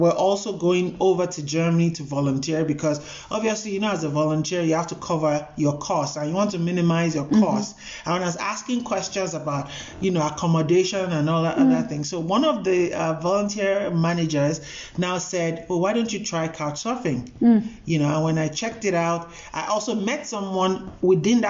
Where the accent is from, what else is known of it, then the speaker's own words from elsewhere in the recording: Nigeria; moved away as an adult; now in South Africa; I am from Nigeria